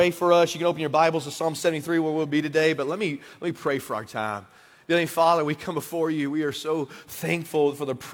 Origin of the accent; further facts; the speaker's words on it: Brady, Texas, United States; I'm from Brady. Went back and planted Redeemer Church in Brady in 2014